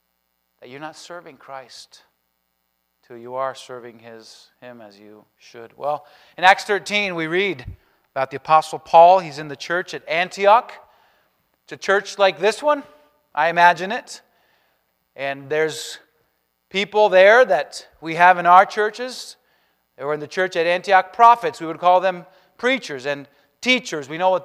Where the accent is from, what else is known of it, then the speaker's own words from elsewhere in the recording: Spain; born there; but I was born in Spain. Parents are missionaries there, going on 40 years.